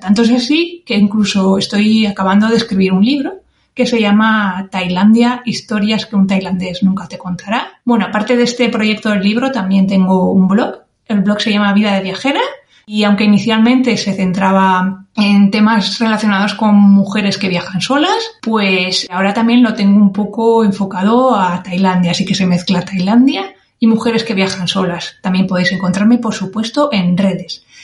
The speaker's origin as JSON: {"language": "Spanish", "town": "San Sebastián", "region": "Basque Country", "country": "Spain", "tie": "born or raised there", "moved": "as an adult", "said": "Nací en 1981 en San Sebastián, al norte de España."}